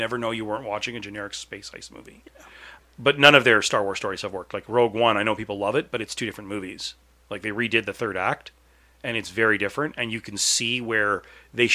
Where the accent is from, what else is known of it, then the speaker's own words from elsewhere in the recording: Canada; I'm Canadian